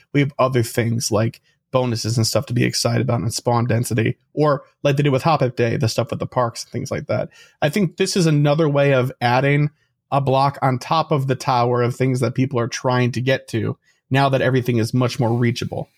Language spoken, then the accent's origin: English; Chicago, Illinois, United States; We're from Chicago.